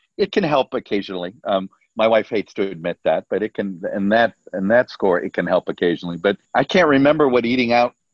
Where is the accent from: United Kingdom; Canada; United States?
United States; Miami, Florida; moved away; I was born in Doctor's Hospital, lived in Coconut Grove for the first 5 years